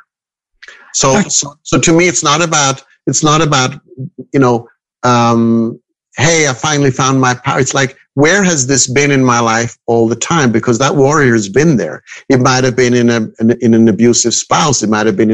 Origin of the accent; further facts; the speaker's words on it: Zurich, Switzerland; I was born and raised in Switzerland, in Zurich.